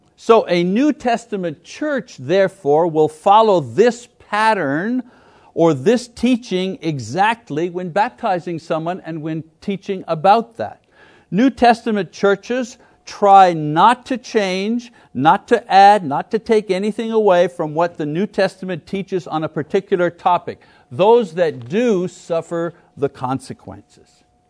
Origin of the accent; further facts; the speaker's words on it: Montreal, Quebec, Canada; moved away; I come from Canada from Montreal, from French Canada, right? I know where I come from, and I know who the people are where I come from